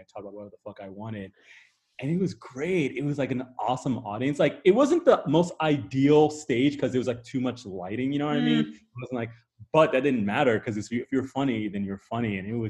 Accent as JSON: {"language": "English", "region": "Midwest", "country": "United States", "tie": "born or raised there", "also_born_or_lived": "Nigeria", "said": "Like I was born in Nigeria, so I'm Nigerian ethnically, and like, you know, culturally my parents like raised me with that, but I grew up in like the US and the Midwest, right? Therefore, like, you know, I'm American in many ways"}